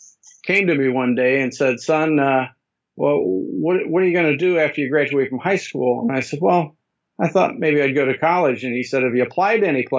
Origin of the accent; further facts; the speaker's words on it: Van Wert, Ohio, United States; I came from a little town called Van Wert, Ohio. It's in the northwestern part of the state.